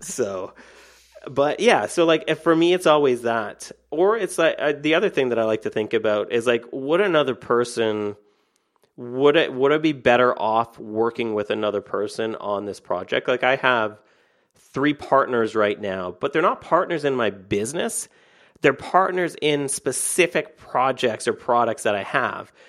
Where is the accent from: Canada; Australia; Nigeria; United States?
Canada; I'm Canadian